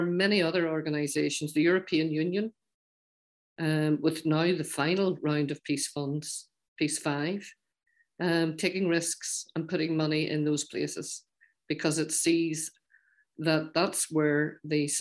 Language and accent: English; Ulster, Northern Ireland, United Kingdom; accent: Ulster Scots; my accent, and it's probably an Ulster Scots accent